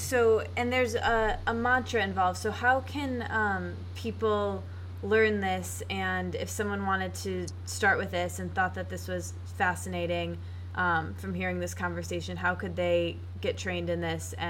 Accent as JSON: {"language": "English", "town": "East Lansing", "region": "Michigan", "country": "United States", "tie": "born or raised there", "lives_now": "Detroit, United States", "said": "I was born in Michigan. I'm from East Lansing, but I moved here a couple years ago for my job, and I've been here ever since."}